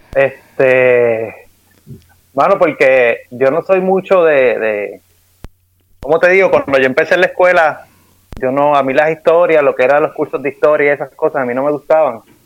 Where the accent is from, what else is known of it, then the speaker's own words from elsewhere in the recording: Puerto Rico; moved away; nosotros allá en Puerto Rico, este, pues nuestros los, viejos de uno, pues como no saben inglés